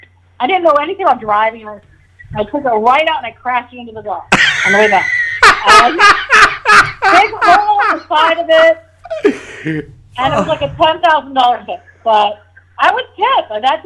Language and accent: English; Rye, United States; Probably on the boat, fishing. Yeah, fishing for lobsters off the dock.